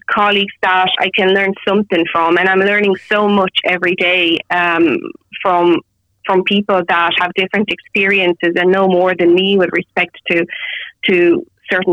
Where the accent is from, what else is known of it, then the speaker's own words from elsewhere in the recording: Romania; now in Dublin, Ireland; I'm originally from Romania